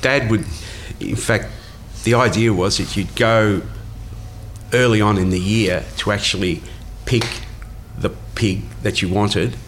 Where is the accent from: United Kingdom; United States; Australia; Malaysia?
Australia; Melbourne, Victoria; living in West Preston